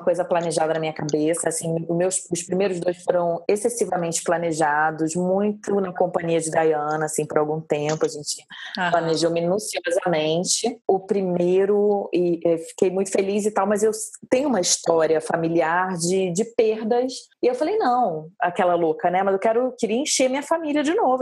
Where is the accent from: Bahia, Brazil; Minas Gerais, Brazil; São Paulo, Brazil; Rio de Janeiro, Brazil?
Rio de Janeiro, Brazil; sou do Rio